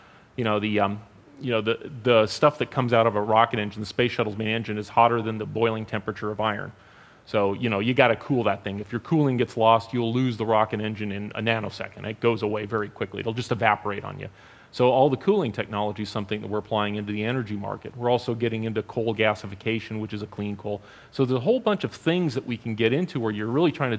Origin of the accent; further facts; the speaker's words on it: Los Angeles, California, United States; I grew up in the San Fernando Valley